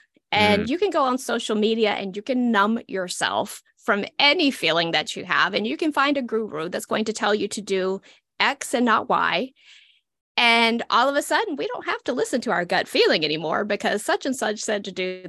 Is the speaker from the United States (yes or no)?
yes; Southeastern United States, United States; I'm from the Southeastern United States. If cornbread and turnip greens could talk, this is what they would sound like.